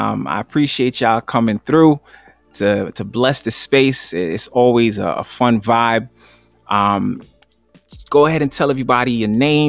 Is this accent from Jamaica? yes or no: yes; Jamaica; Remember, I'm Jamaican.